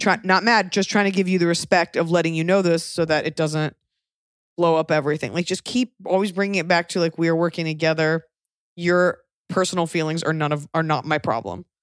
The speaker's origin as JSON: {"language": "English", "region": "the South", "country": "United States", "said": "I'm from the South"}